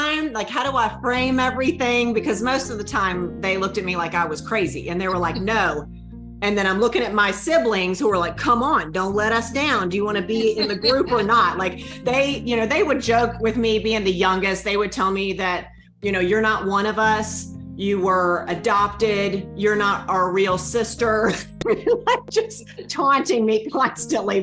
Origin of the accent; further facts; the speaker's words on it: North Carolina, United States; accent: thick Southern; now in Winston-Salem, United States; I am from North Carolina. I've pretty much lived in the South my whole life, hence the thick accent.